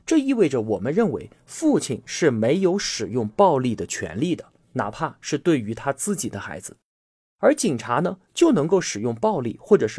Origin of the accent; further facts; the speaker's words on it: Yunnan, China; 我们云南拥有美丽的自然风光，而且有全国最舒服的气候。欢迎同学们都来我的家乡旅游